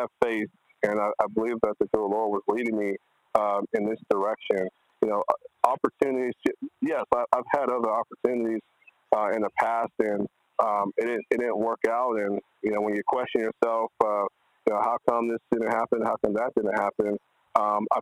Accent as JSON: {"language": "English", "region": "Texas A&M University", "country": "United States", "tie": "born or raised there", "said": "It's my hometown"}